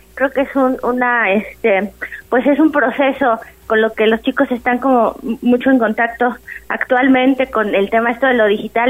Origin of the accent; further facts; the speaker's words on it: Mexico; es una característica de todos nosotros como, como mexicanos